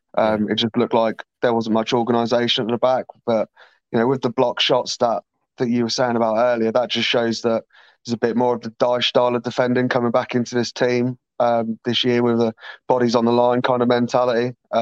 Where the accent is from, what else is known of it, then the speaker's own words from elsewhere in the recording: Norwich, East of England, United Kingdom; I'm obviously from Norwich, as you can probably tell